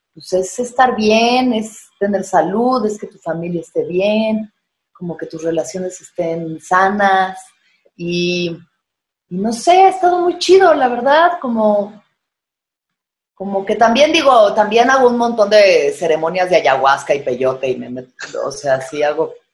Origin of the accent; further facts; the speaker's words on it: Mexico; como mexicanos, como que somos pues eso, muy doble cara